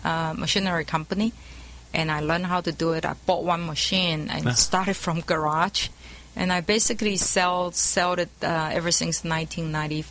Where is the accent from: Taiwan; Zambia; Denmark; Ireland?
Taiwan; moved away as an adult; now in California, United States; I was born in Taiwan